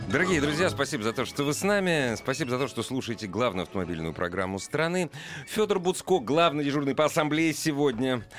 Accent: Russia; Так получилось, что я вырос в России. Я родился в нашей стране, которую очень люблю. Я вырос здесь

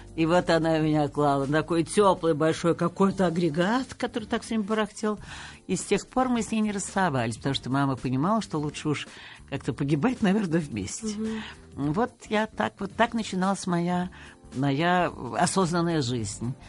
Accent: Moscow, Russia; я москвичка, я коренная москвичка и тем горда

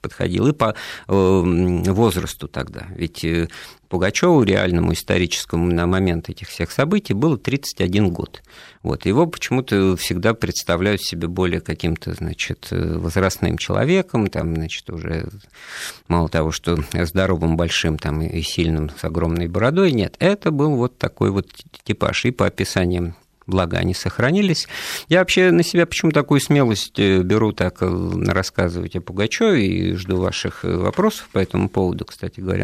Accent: Ufa, Bashkortostan, Russia; я сам родом из Уфы, из Башкирии

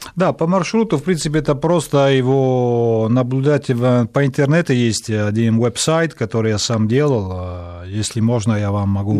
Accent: Italy; Russian is a second language; moved away as an adult; now in Moscow, Russia; Я, правда, здесь родился, в Москве, но потом а, мои родители увезли, когда я был очень-очень маленький

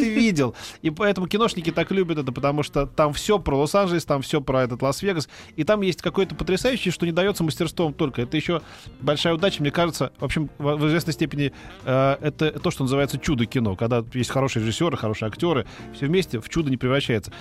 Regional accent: Russia; я вот да, из России

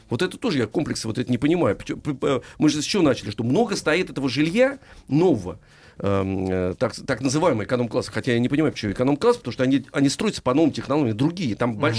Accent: Moscow, Russia; Здравствуйте, я коренная москвичка, моей бабушке 97, маме 70.

